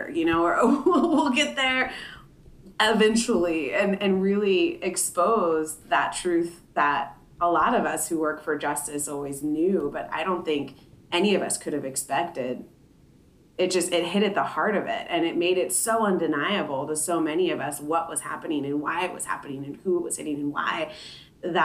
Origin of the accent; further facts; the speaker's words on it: Oildale, California, United States; moved away as an adult; now in Sacramento, United States; I grew up in Oildale, and this is something that still impacts my family down there